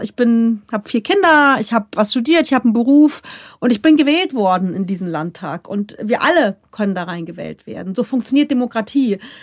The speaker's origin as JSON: {"language": "German", "region": "Rhineland-Palatinate", "country": "Germany", "accent": "Pfälzisch", "first_language": "Palatine German", "moved": "yes", "lives_now": "Bavaria, Germany", "said": "bei uns daheim, ich komme aus der Palz"}